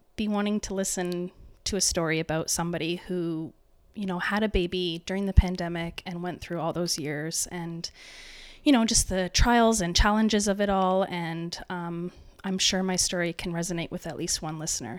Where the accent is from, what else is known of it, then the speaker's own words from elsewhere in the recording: Waterloo Region, Ontario, Canada; I'm from the Waterloo region